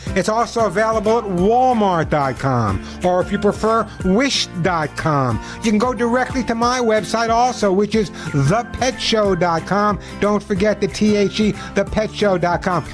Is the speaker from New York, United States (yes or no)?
yes; Long Island, New York, United States; When I was growing up on Long Island